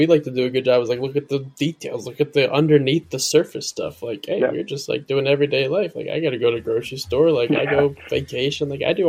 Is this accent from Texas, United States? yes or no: no; Middletown, Delaware, United States; Like, I'm from Middletown, Delaware.